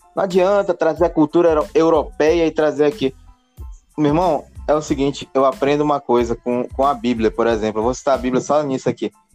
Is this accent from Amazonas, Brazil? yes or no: yes; Manaus, Amazonas, Brazil; also born or lived in Belém; A gente mora aqui, galera, a gente é daqui de Manaus